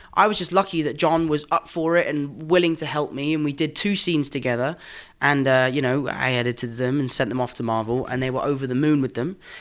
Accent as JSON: {"language": "English", "region": "England", "country": "United Kingdom", "accent": "English", "said": "I'm English"}